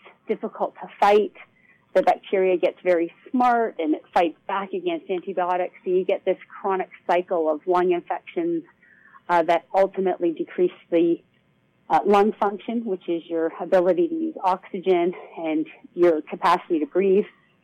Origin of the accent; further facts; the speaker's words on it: Toronto, Ontario, Canada; I grew up in Toronto, Canada.